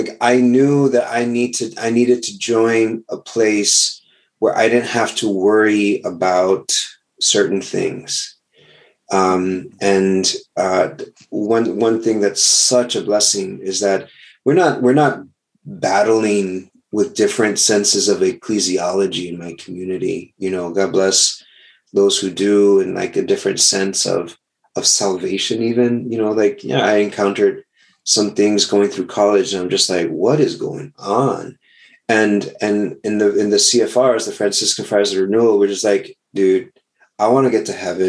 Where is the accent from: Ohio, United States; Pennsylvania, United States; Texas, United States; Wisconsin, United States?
Texas, United States; South; moved away as an adult; also born or lived in New Jersey; I'm originally from Texas